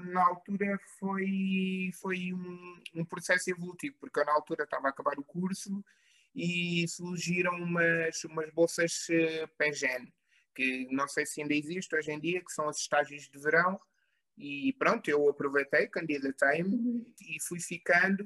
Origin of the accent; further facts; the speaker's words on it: Covilhã, Centro, Portugal; eu sou natural da Covilhã